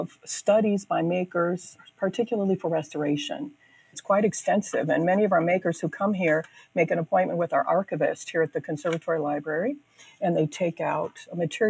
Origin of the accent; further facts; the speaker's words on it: Oberlin, Ohio, United States; I live in Oberlin. I grew up in Oberlin.